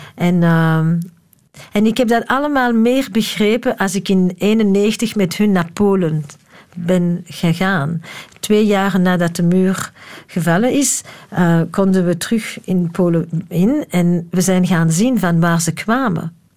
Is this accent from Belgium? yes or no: yes; Antwerp, Flanders, Belgium; moved away; also born or lived in Leuven; En dan met mijn vijf jaar zijn we naar Antwerpen vertrokken.